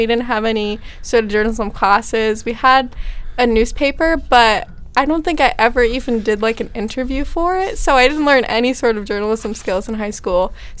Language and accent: English; Massachusetts, United States